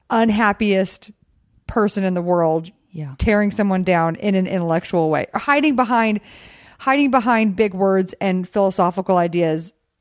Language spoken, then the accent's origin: English; Texas, United States; also born or lived in Glendale; I'm from Texas.